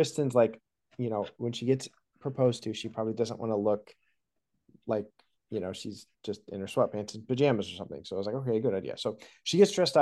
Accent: Martinsville, Indiana, United States; I'm from Martinsville, Indiana

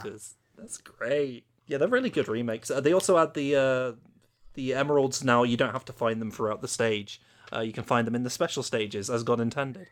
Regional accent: United Kingdom; my childhood as a British Sonic fan

